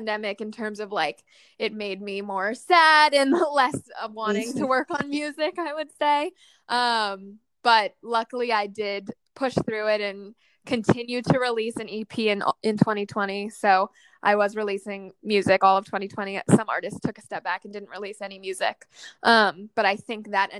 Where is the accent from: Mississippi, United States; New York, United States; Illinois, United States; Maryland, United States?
New York, United States; I grew up near New York City